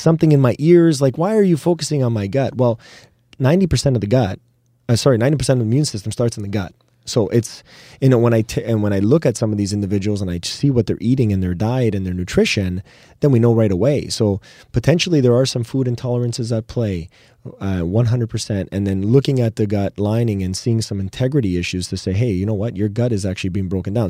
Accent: Canada; we're proudly Canadian

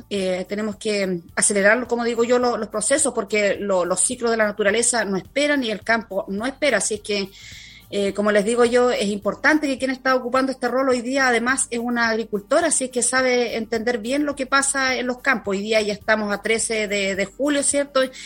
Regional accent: La Unión, Los Ríos, Chile; soy nací criada en La Unión

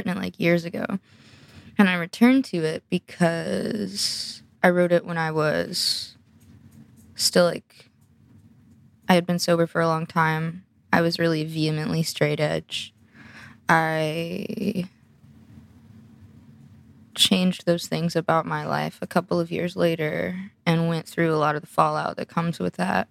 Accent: the American South, United States; born or raised there

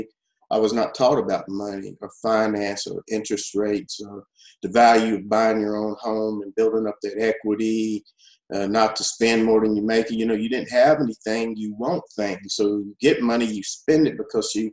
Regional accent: Muhlenberg County, Kentucky, United States; now in Hopkinsville, United States; I hail from Muhlenberg County, but I've been a resident of Hopkinsville, Crystal County for 25 years

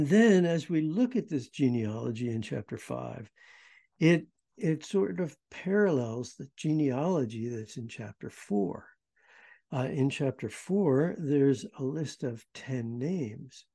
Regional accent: United States; I'm American

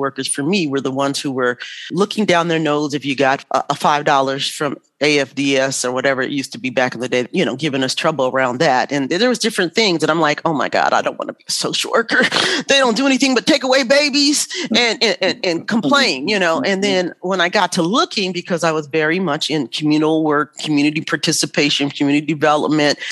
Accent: Los Angeles, California, United States; moved away as an adult; also born or lived in Santa Barbara, California; now in Michigan, United States; I'm originally from Los Angeles, California

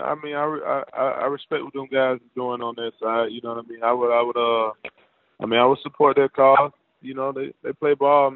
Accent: Atlanta, Georgia, United States; also born or lived in Virginia; I grew up in Atlanta

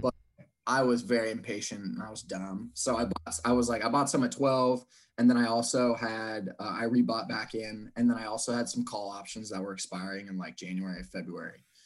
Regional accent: Seattle, Washington, United States; born and raised in Seattle

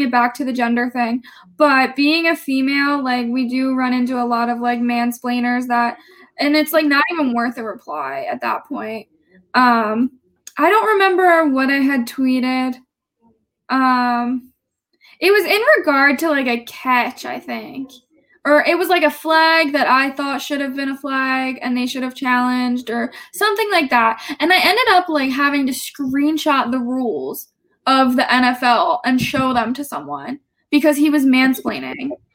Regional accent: New Jersey, United States; I went to uh, Gloucester County Institute of Technology in South Jersey

